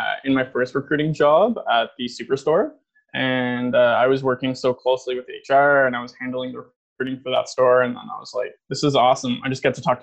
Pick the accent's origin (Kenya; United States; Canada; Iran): Canada; just outside of Ottawa, Ontario; also born or lived in Toronto; I grew up just outside of Ottawa in Crompton Place. Definitely a pretty small town.